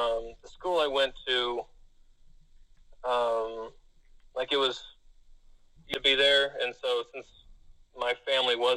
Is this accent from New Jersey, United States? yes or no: no; Monterey County, California, United States; born or raised there; also born or lived in Placer County, California